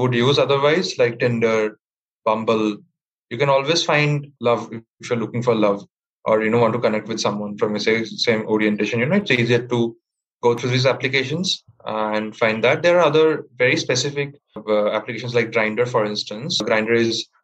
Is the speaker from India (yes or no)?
yes; Kolkata, West Bengal, India; I'm from Kolkata.